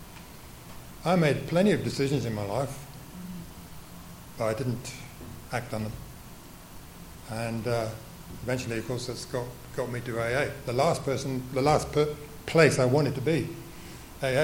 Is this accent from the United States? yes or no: no; England, United Kingdom; I was born in England after the Second World War